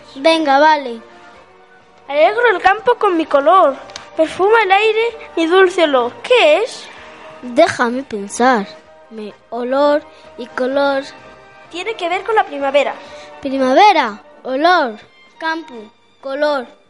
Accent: Valladolid, Castile and León, Spain; also born or lived in Senegal; soy de Senegal, aunque desde que tenía un año vivo en Valladolid

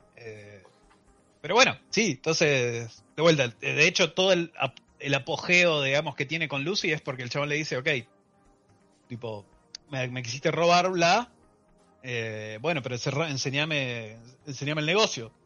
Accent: Argentina; soy un argentino

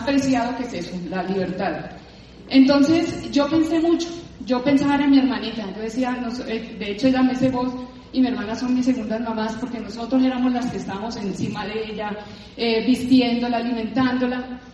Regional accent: Cali, Valle del Cauca, Colombia; moved away as an adult; now in Bogotá, Colombia; yo vengo de Cali, toda la vida en Cali

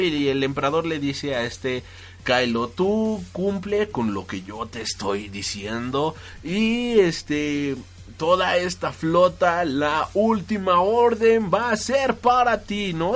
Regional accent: Mexico; todos los que somos de México

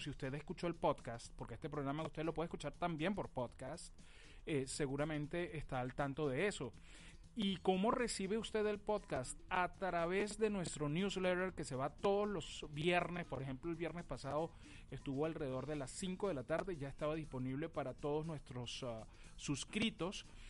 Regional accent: Caracas, Capital District, Venezuela; born or raised there

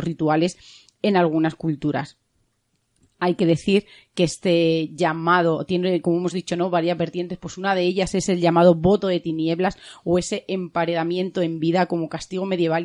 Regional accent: Spain

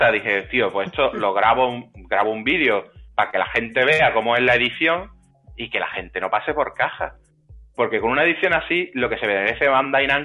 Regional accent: England, United Kingdom; Digo, como soy inglés, no me lo contáis.

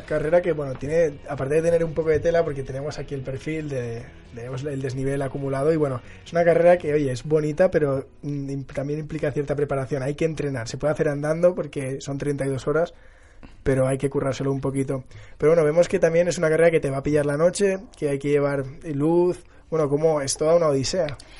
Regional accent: Barcelona, Catalonia, Spain; yo que soy de Barcelona

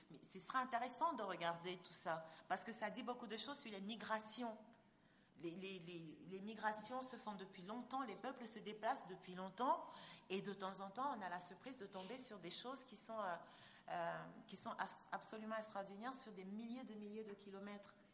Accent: Gabon; D'abord, ce n'est pas, pas le même accent, et puis voilà, on est Gabonais, on n'est pas Camerounais, faut pas exagérer.

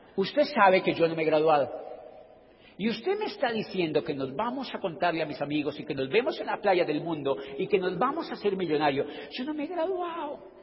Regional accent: Colombia; yo soy de Colombia

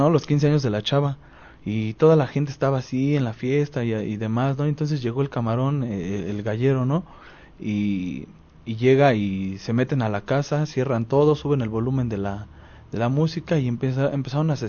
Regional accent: Cuautepec, Mexico; yo creo que los que somos de aquí de Cautepec ah, hemos escuchado mucho de la historia del camarón

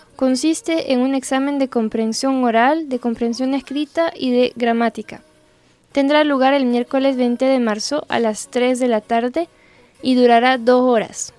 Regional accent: northern France, France; now in Ecuador; una francesa del norte viviendo ahora en el exótico Ecuador

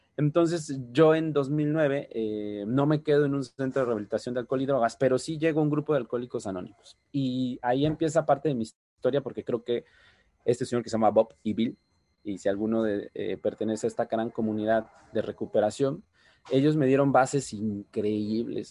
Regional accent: Oaxaca de Juárez, Oaxaca, Mexico; yo soy originario, así como bien lo dijo Gabo, de la ciudad de Oaxaca, Oaxaca.

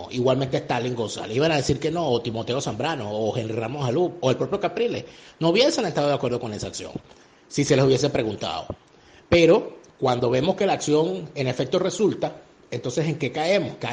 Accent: Venezuela; moved away; Yo desde que salí de Venezuela, desde que escapé de Venezuela, he sentido como un compromiso hacer lo que llaman los judíos Hashbara

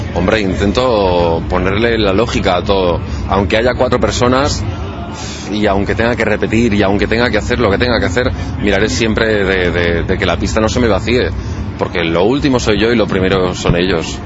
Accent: Balaguer, Catalonia, Spain; Tenía 12 años y había una discoteca, yo soy de Balaguer, en Lleida es la segunda capital de comarca

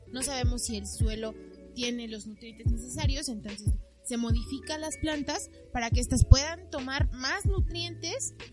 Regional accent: Mexico; yo sí me siento identificada como mexicana

